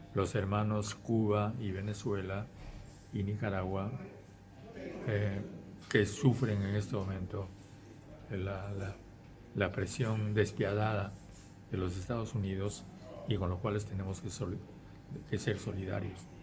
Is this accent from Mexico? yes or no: no; Peru; yo soy simplemente un peruano que lucha por la, el cambio de su país